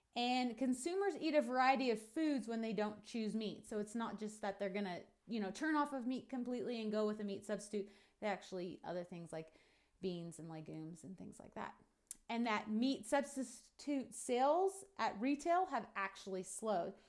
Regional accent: United States; what we're doing as American ranchers and farmers

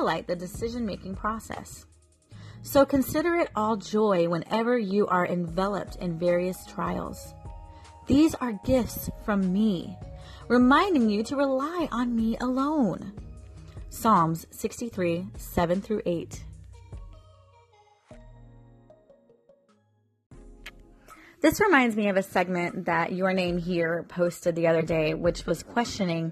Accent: Florida, United States; accent: country; I get my country slang from growing up here in Florida.

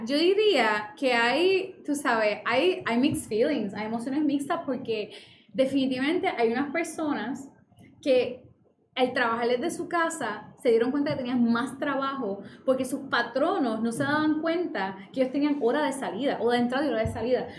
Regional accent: Fajardo, Puerto Rico; Yo soy de Fajardo y trabajo en Río Piedra

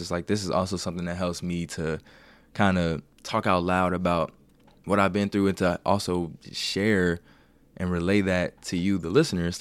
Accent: Cincinnati, Ohio, United States; moved away as an adult; also born or lived in Kent, Ohio; now in Columbus, United States; I'm from Cincinnati, went to Kent State.

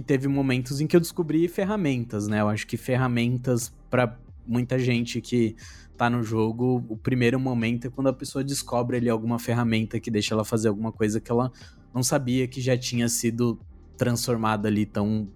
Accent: São Paulo, Brazil; Nascido e Criado. Já fui de todo canto, já fui de todo canto, já morei em, em todas as todas as coordenadas da cidade já

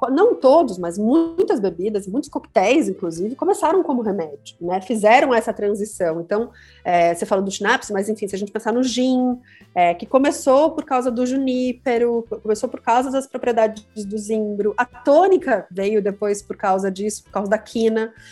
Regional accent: Curitiba, Paraná, Brazil; also born or lived in London; now in São Paulo, Brazil; porque quando eu vim, vim morar em São Paulo, eu sou de Curitiba, e eu passei uma temporada de seis anos em Londres antes de vir morar aqui.

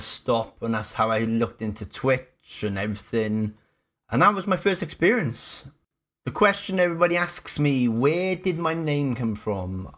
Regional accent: Cardiff, Wales, United Kingdom; I am born and raised in Cardiff. Yes, I'm a Welsh boy.

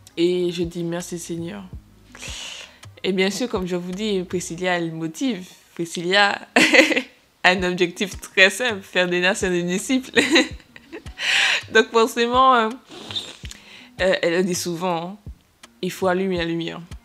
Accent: Martinique; nous venons tous de Martinique

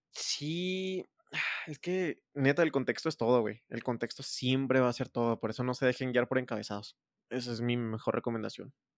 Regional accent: Mexico; como mexicano

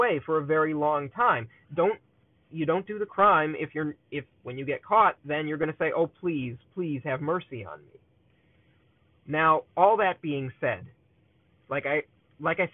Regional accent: Illinois, United States; moved away; I was from Illinois

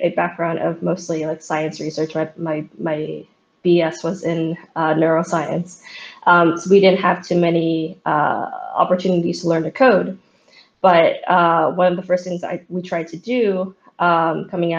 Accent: San Francisco, California, United States; back in San Francisco, my hometown

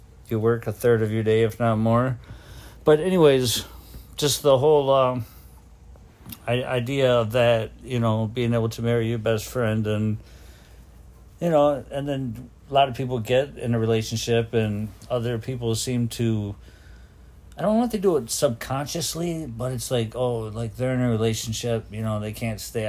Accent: Detroit, Michigan, United States; I was growing up in Detroit

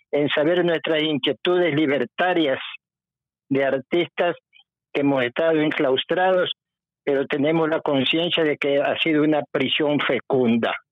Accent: Guayaquil, Guayas, Ecuador; also born or lived in Ambato; soy nacido en Ambato, pero soy guayaquileño de cepa.

